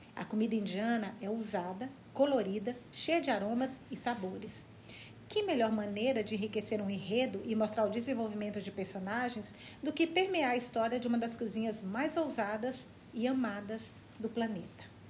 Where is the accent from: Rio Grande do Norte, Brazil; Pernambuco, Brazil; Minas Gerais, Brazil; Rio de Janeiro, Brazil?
Minas Gerais, Brazil; now in São Paulo, Brazil; moro em São Paulo agora, mas eu sou de Minas, perto da Bahia.